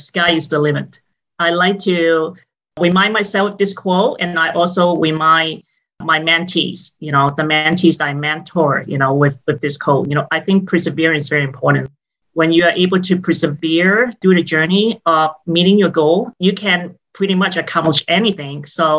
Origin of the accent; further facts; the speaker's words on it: Hong Kong; moved away as an adult; now in California, United States; I was born and raised in Hong Kong and came to the United States when I was 18 for college. So it's been a few decades since I've been here, and I became a citizen in 2009.